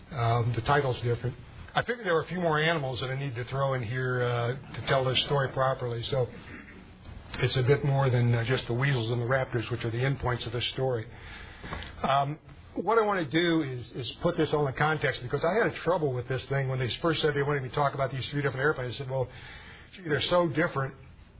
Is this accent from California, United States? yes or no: no; Springfield, Ohio, United States; I was born in Springfield, Ohio, about 20 minutes to the east of here.